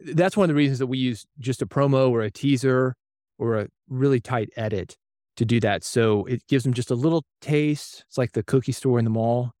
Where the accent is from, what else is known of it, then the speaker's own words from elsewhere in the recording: Nashville, Tennessee, United States; as a kid growing up in Nashville